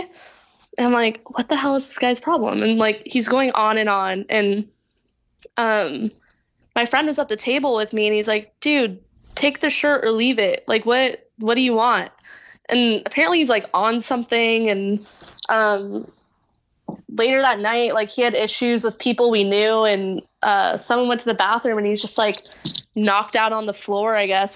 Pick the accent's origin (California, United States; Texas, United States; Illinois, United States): California, United States; Orange County; moved away as an adult; now in Los Angeles, United States; I'm from Orange County, like, my family lives down there in, like, Dana Point area